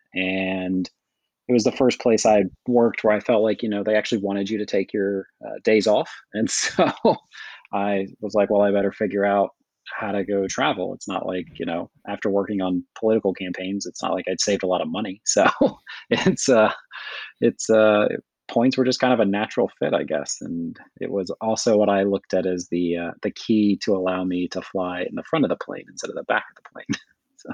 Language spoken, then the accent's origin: English; Kentucky, United States; I'm from Kentucky